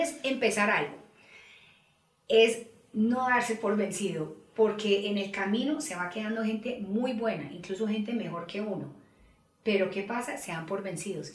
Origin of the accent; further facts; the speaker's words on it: Colombia; Nosotros, sobre todo en Colombia